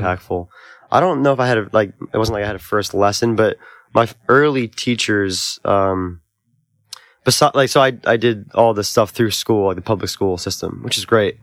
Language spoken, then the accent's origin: English; Albany, New York, United States; also born or lived in Oneonta, New York; growing up in Albany and then going to school at SUNY Oneonta